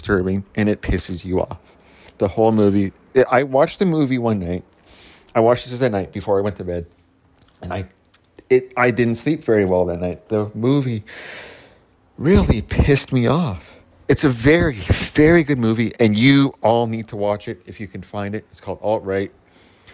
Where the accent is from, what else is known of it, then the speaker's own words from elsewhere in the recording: Canada; I'm Canadian